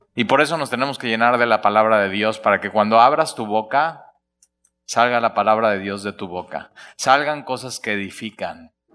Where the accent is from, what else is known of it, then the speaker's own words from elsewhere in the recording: Alvarado, Veracruz, Mexico; Es que soy de Alvarado